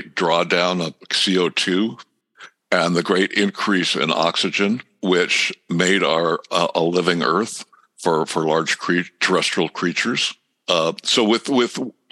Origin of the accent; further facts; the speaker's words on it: Southern California, United States; I grew up in Southern California